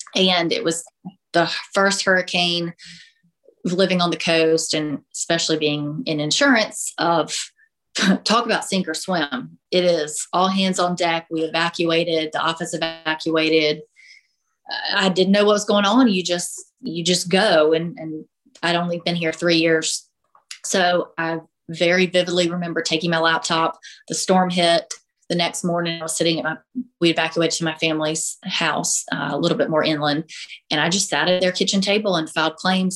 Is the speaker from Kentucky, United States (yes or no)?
no; South Carolina, United States; also born or lived in Illinois; I'm from South Carolina. We moved away to Illinois for a year, got engaged, and I said we we have to be back in South Carolina. My family's here. I've lived here my whole life.